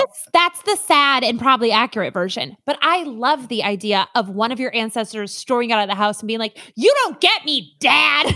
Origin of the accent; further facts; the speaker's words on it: Minnesota, United States; I am from Minnesota.